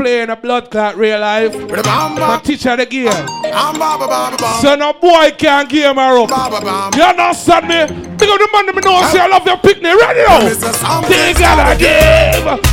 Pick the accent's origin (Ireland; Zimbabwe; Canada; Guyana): Guyana; As a youth growing up in Guyana